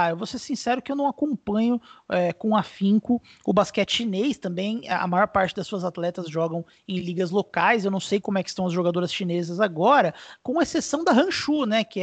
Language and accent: Portuguese; Brazil; Eu, eu, particularmente, como brasileiro, detesto jogar contra Porto Rico